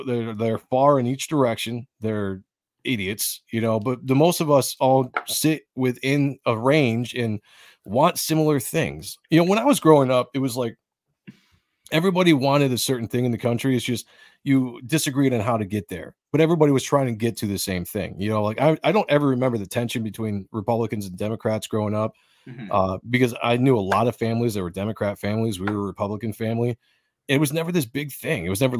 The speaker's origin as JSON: {"language": "English", "country": "United States", "said": "We fell for it as a people. As the American people, we absolutely fell for it."}